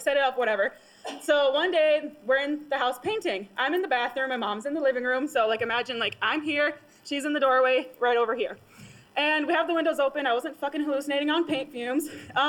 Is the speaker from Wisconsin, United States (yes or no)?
yes; Wisconsin, United States; I'm actually from Wisconsin, which is a little bit over that way.